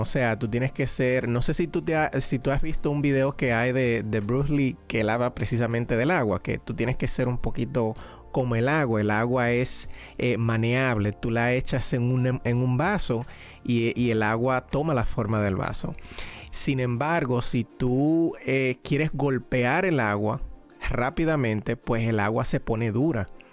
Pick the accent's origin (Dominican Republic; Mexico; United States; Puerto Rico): Dominican Republic; soy dominicano